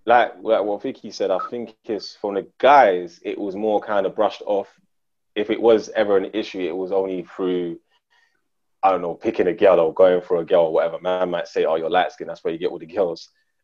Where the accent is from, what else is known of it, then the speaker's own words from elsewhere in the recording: Ghana; I'll be like, raw, like, yeah, I'm Ghanaian, but I'm mixed with, you know what I'm saying? Like, because it was like a madness to be fully African.